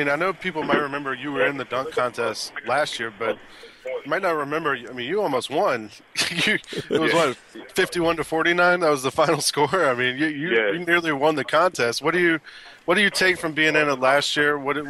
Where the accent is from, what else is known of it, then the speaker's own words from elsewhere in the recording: Atlanta, Georgia, United States; I grew up in Atlanta